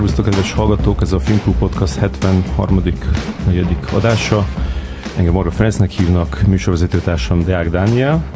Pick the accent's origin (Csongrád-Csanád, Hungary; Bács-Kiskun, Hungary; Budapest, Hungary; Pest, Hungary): Csongrád-Csanád, Hungary; Szeged; én Szegeden nőttem föl